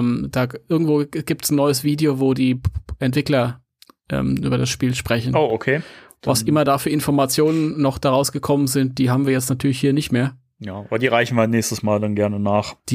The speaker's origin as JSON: {"language": "German", "town": "Mönchengladbach", "region": "North Rhine-Westphalia", "country": "Germany", "said": "ich bin eigentlich überhaupt kein Ami. Ich komme aus München-Gladbach."}